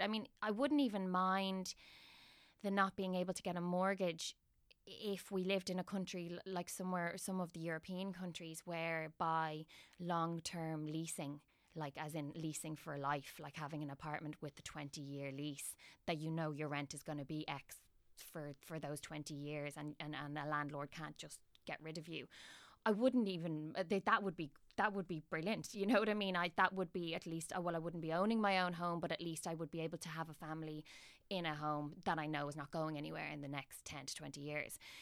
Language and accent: English; Dublin, Leinster, Ireland; I'm from Dublin and I have my family home in Dublin.